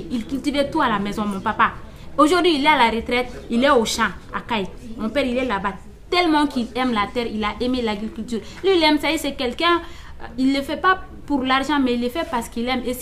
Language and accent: French; Mali; je suis malienne, je suis entrepreneur.